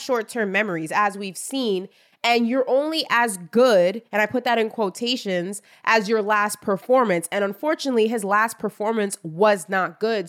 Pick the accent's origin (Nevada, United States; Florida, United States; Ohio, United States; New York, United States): New York, United States; I'm from New York and that is what we do.